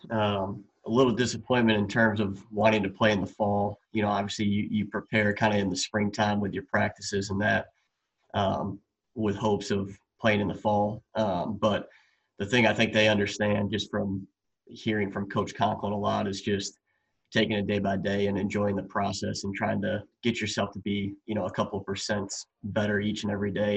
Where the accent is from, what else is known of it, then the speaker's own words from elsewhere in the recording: Wisconsin, United States; I'm from Wisconsin